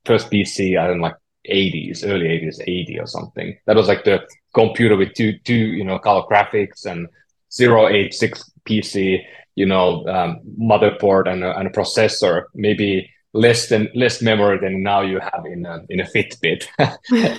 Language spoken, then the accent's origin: English; Oulu, North Ostrobothnia, Finland; moved away as an adult; I'm from Northern Finland, you know, the small town called Oulu